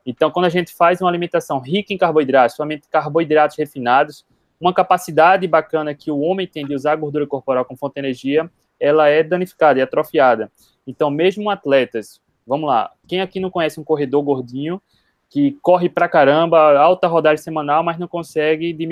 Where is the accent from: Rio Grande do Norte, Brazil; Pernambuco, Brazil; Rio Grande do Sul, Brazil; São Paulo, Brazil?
Pernambuco, Brazil; Recife; sou de Recife.